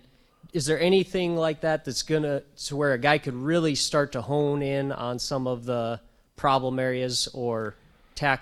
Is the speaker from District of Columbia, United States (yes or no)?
no; southeast South Dakota, United States; The southeast corner of South Dakota